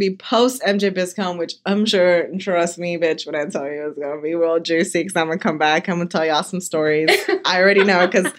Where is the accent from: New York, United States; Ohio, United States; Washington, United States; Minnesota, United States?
Washington, United States; Eastern; I'm from Eastern Washington